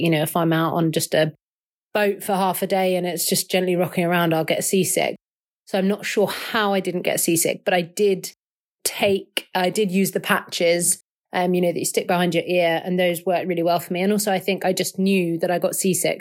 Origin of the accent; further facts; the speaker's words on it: London, United Kingdom; I am from Southwest London.